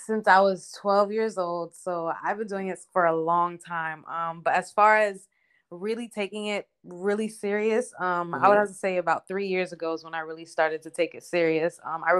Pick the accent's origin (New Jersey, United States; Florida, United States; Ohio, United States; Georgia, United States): Florida, United States; North Miami; moved away as an adult; now in Atlanta, United States; I'm from Miami, North Miami.